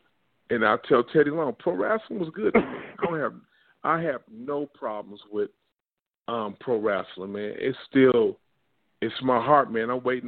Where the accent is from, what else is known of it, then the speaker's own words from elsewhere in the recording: Detroit, Michigan, United States; I grew up in Detroit, man.